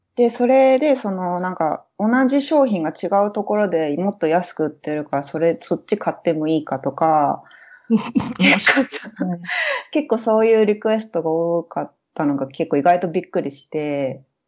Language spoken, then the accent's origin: Japanese; Yokohama, Kanagawa, Japan; moved away as an adult; also born or lived in Brazil; now in Toronto, Canada; 出身は横浜です。あの生まれも育ちも横浜です。